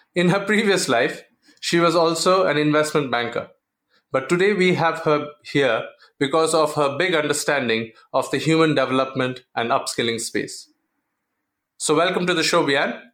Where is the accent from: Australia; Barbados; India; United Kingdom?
India; the family uh, values that we have in India and the structure that we have